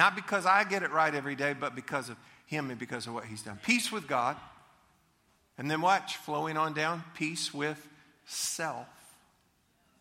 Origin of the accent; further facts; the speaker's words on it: Leesburg, United States; I was growing up in Leesburg, and we lived at 205 Lewis Street